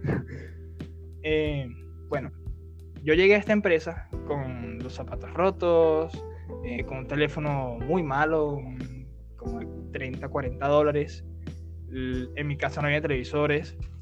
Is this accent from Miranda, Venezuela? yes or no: yes; Guarenas, Miranda, Venezuela; yo soy de Guarenas y está a 40 minutos más o menos de mi trabajo